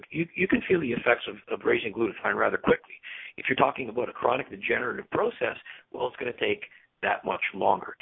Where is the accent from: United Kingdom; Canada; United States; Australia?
Canada; as a Canadian, I'm conservative